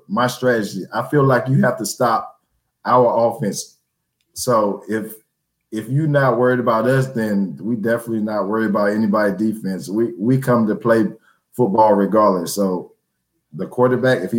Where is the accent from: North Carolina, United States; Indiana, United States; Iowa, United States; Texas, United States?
North Carolina, United States; Greensboro; Greensboro, where my hometown is.